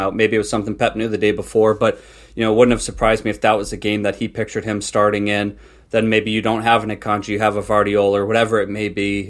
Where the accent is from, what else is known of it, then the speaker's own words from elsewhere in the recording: New England, United States; grew up, you know, living at my parents' house, Um, and obviously the, I was, I'm from New England